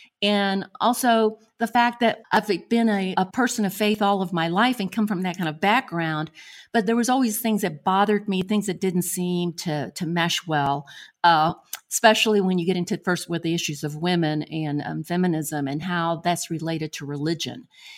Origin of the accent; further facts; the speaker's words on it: Buenos Aires, Argentina; born there; I was born in Buenos Aires, Argentina, and I've traveled extensively through Latin America